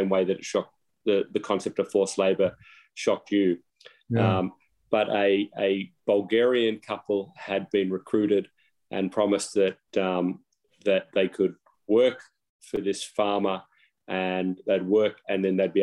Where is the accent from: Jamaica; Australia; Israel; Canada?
Australia; now in United States; I'm an Aussie, live in the US now